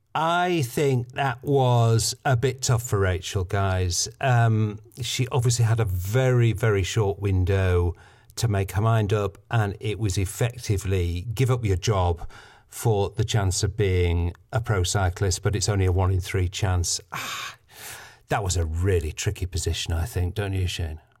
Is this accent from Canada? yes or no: no; United Kingdom; I'm British